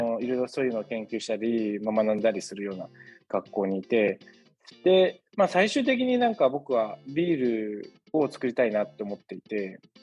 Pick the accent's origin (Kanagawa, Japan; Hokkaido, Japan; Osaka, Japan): Kanagawa, Japan; 神奈川の生まれの育ちです